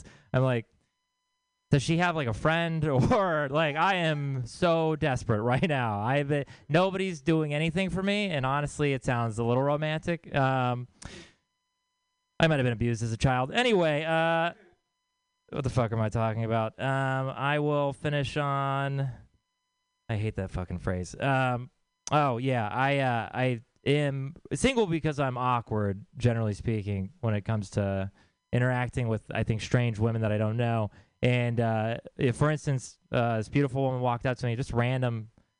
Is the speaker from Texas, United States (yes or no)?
yes; Texas, United States; I'm from Texas